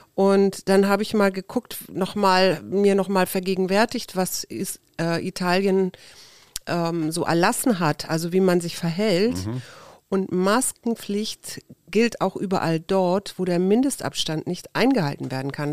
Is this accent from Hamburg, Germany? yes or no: yes; Hamburg, Germany; ich bin ja in Hamburg groß geworden